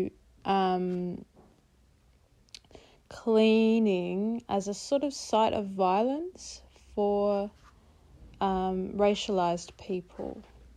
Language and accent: English; Mununjali, Yugambeh, Queensland, Australia; now in Brisbane, Australia; I'm Mununjali from the Yugambeh language group, which for those of you who don't know, is the Logan, Gold Coast and scenic rim region of southeast Queensland.